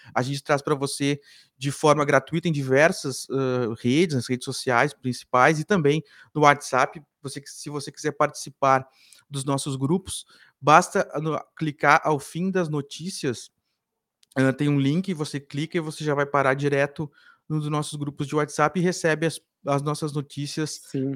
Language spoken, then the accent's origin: Portuguese; Cachoeira do Sul, Rio Grande do Sul, Brazil; now in Porto Alegre, Brazil; Eu sou de Cachoeira